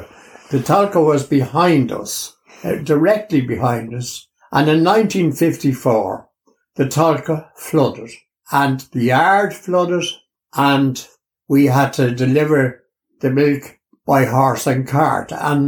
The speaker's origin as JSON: {"language": "English", "town": "Dublin", "region": "Leinster", "country": "Ireland", "tie": "born there", "said": "I was born in the Rotunda Hospital in 1940."}